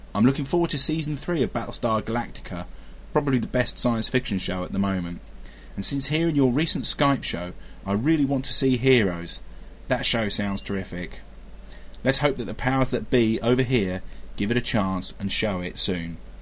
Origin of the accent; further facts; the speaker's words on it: Brighton, South East England, United Kingdom; I'm from Brighton on the south coast of the UK.